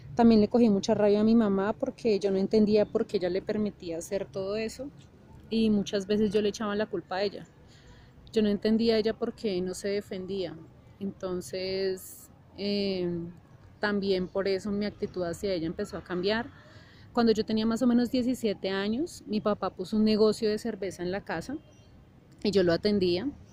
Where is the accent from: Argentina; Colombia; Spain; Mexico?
Colombia; Bogotá; yo nací en Bogotá, Colombia.